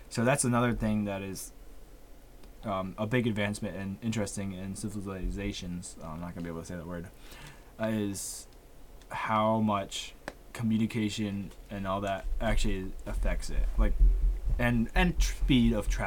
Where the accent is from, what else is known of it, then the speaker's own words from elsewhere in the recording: United States; because, like I said, we're American, so we we know a little bit.